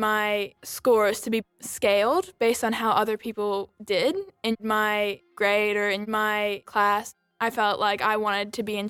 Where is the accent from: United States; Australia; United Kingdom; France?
Australia; Sydney, New South Wales; I was born and raised in Sydney. I've always lived here, but I'm a dual US and Australian citizen. Both my parents were born in the States.